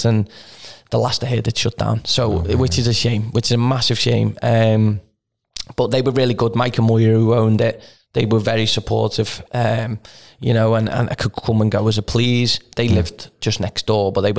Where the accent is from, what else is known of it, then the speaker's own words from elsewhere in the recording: the Wirral, North West England, United Kingdom; So am I.